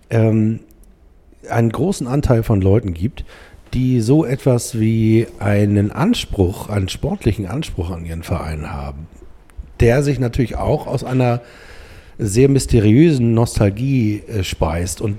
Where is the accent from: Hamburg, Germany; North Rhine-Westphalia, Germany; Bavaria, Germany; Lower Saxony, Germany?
Hamburg, Germany; Blankenese; ich bin aufgewachsen in Blankenese und wollte eigentlich bei Komet Blankenese